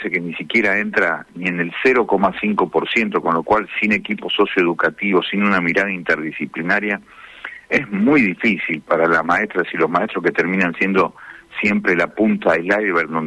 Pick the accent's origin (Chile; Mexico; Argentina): Argentina; Las Toscas, Santa Fe; en realidad en toda la provincia, vengo de las Toscas, en el norte de la provincia, está muy lastimada la realidad social.